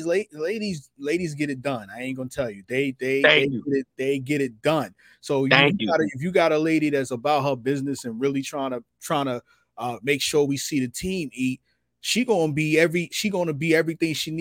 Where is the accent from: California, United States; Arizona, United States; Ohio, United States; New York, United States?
New York, United States; New York City; I'm from Brooklyn